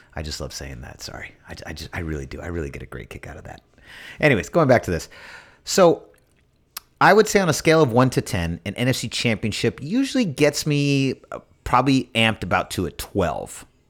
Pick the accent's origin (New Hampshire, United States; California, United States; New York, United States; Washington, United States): California, United States; San Francisco; I'm from Mission and 23rd